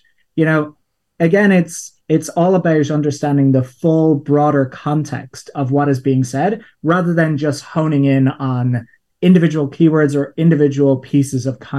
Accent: Ireland; People are listening and wondering what my accent is because it's a weird mixture. As I said, I grew up in Ireland, and a term that we have for fun in Ireland is crack.

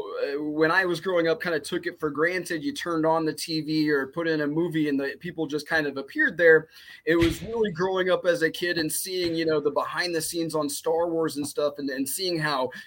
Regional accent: Iowa, United States; moved away as an adult; now in Los Angeles, United States; I'm from Iowa, born and raised

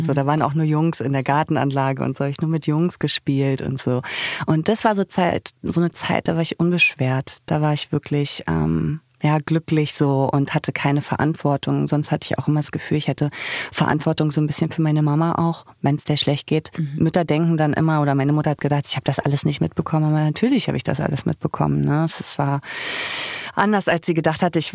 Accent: Zinnowitz, Mecklenburg-Vorpommern, Germany; Zinnowitz, Mecklenburg-Vorpommern, die Insel Usedom, dass ich das nicht als meine Heimat sehe, überhaupt nicht und noch nie gesehen habe.

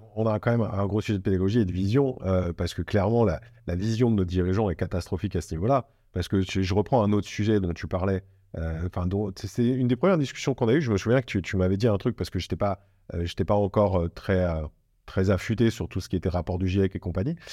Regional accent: Bordeaux, Nouvelle-Aquitaine, France; je suis Bordelais

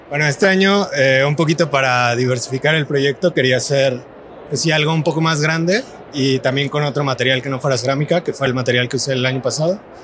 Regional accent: Guadalajara, Jalisco, Mexico; yo soy de Guadalajara

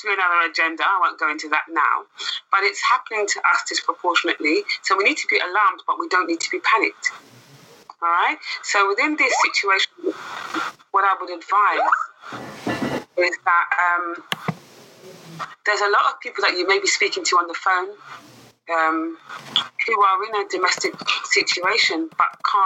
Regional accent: London, United Kingdom; also born or lived in Hackney; I myself was born and raised in Brent, although I'm Hackney now

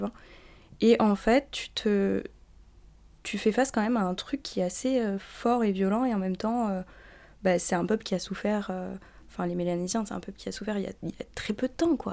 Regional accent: New Caledonia; moved away as an adult; now in France; j'ai grandi euh, en Nouvelle-Calédonie

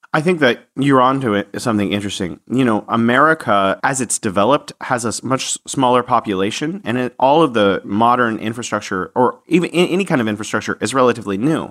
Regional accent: San Francisco, California, United States; now in Wuhan, China

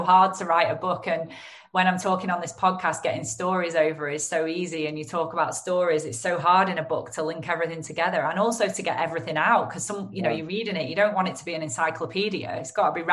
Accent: Lancashire, North West England, United Kingdom; accent: Lancashire; my Lancashire accent

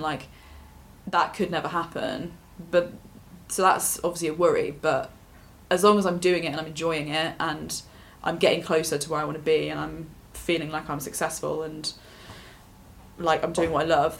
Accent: Leicester, East Midlands, United Kingdom; for me, what it was like growing up in Leicester

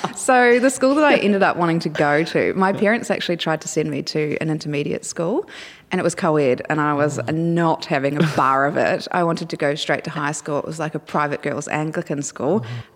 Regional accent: Dunedin, Otago, New Zealand; also born or lived in Hyde, New Zealand; now in Australia; in Dunedin, which is a city in the South Island of New Zealand

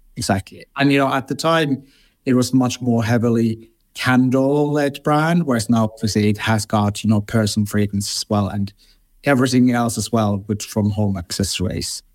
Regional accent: Finland; moved away as an adult; now in London, United Kingdom; I grew up in Finland and I moved to London twenty-three years ago now.

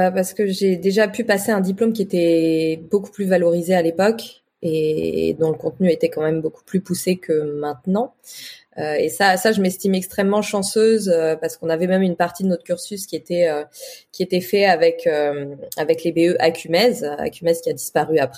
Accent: Toulouse, Occitania, France; now in Paris, France; C'est pour ça que je suis partie de Toulouse pour venir à Paris.

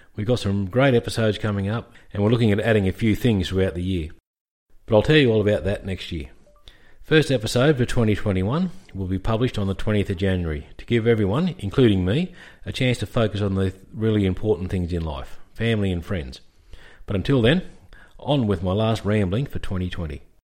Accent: Australia; As an Australian military history nut

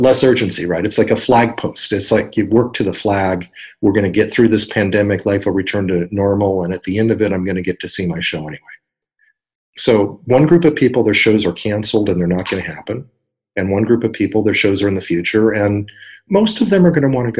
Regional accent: San Diego, California, United States; here in my hometown of San Diego

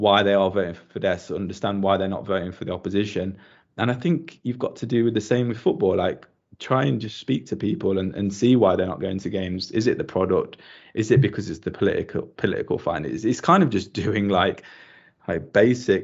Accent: Nottingham, East Midlands, United Kingdom; now in Hungary; when I was growing up in Nottingham

